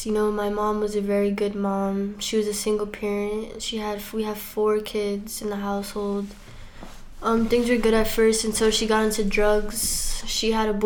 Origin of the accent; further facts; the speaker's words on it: Worcester, Massachusetts, United States; I'm from Worcester, Massachusetts